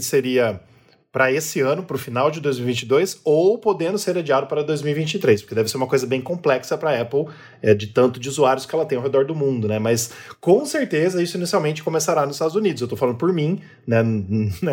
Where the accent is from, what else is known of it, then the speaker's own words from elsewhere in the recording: Brazil; somos brasileiros e moramos no Brasil